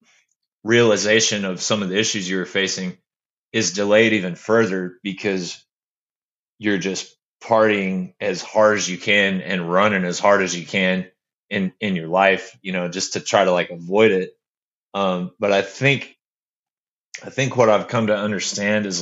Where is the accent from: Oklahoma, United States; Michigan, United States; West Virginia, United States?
Oklahoma, United States; Bartlesville; moved away as an adult; also born or lived in Florida / Arkansas; we moved to Bartlesville, and that's the small conservative town that I grew up in that you were speaking of earlier. I was there from third grade all the way through high school